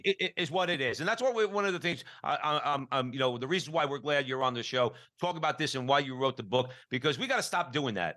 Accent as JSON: {"language": "English", "region": "New Jersey", "country": "United States", "tie": "born or raised there", "said": "We're all from New Jersey growing up going to public grammar school"}